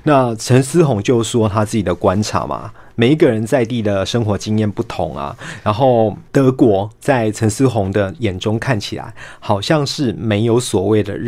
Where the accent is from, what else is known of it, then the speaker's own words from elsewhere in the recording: Taiwan; 可是呢，我们台湾人就偏偏要把它套上“博爱”这个词汇的制约，